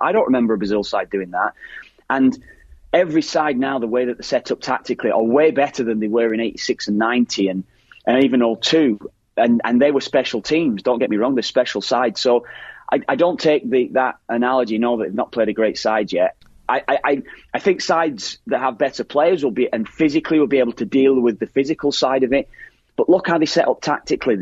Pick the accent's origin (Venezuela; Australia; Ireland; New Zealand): Ireland; as Irish lads